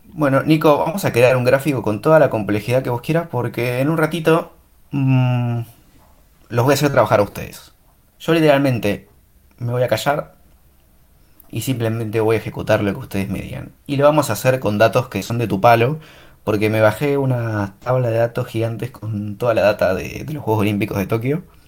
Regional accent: Argentina; soy argentino

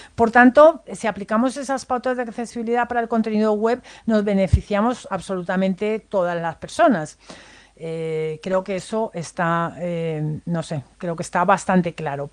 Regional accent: Spain

